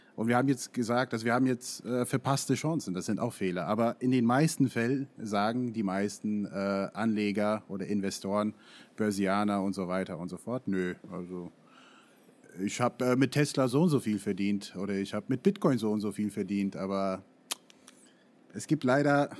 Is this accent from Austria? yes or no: no; United States; German is a second language; now in Frankfurt, Germany; Ich bin in den USA aufgewachsen